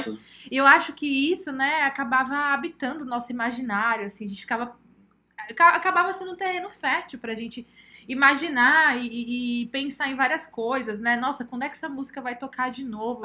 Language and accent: Portuguese; São Paulo, Brazil; now in Piauí, Brazil; Nasci aqui no Piauí e aí, quando eu nasci no Piauí, eu morei aqui até os meus 7, 8 anos de idade e fui para São Paulo